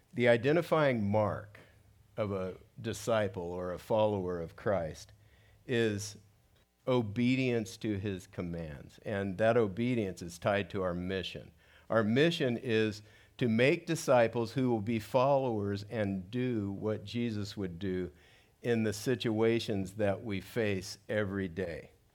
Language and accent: English; South Gate, California, United States; I grew up in Southgate, which is about eight, eight miles from downtown